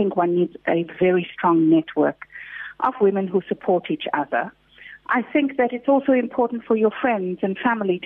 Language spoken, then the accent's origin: English; Durban, KwaZulu-Natal, South Africa; We come from Chatsworth. We didn't have a lot of money.